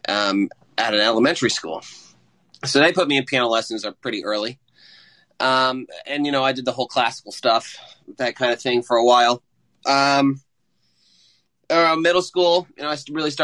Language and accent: English; Franklin, Indiana, United States; I'm from Franklin, Indiana